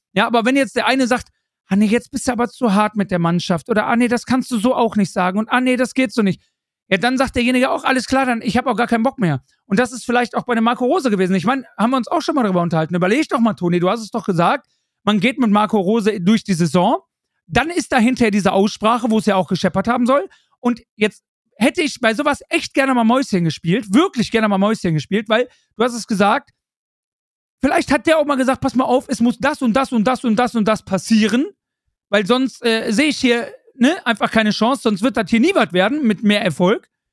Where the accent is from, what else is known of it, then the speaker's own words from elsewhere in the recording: Germany; ich als Deutscher